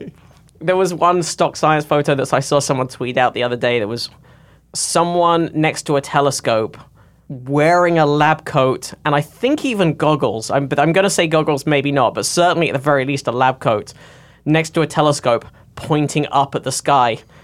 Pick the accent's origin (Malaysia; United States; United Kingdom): United Kingdom; I grew up in the Britain where the Daily Mail is one